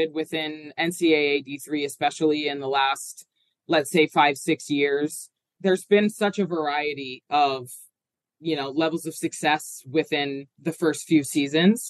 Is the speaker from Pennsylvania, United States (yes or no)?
yes; Horsham, Pennsylvania, United States; I grew up in Horsham, you know, still live in my hometown